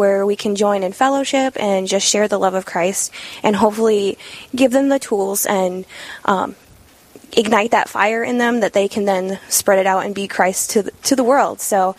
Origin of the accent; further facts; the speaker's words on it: Kimball, South Dakota, United States; Born and raised South Dakota.